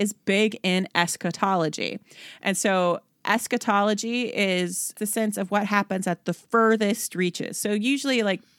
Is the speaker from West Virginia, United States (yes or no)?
yes; Philippi, West Virginia, United States; that's like saying that the church that I was raised in Philippi, West Virginia, was the same as like the congregation of the Philippians to whom Paul wrote.